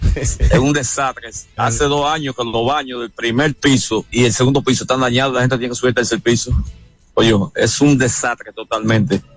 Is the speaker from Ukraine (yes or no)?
no; La Vega, Dominican Republic; now in Santo Domingo, Dominican Republic; Yo soy de La Vega, pero yo vivo aquí en Santo Domingo